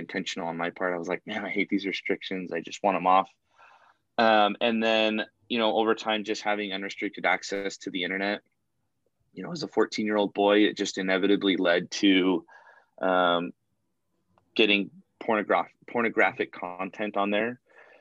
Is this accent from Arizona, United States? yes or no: yes; Arizona, United States; moved away; I'm originally from Arizona, so it'll be nice to get back to my roots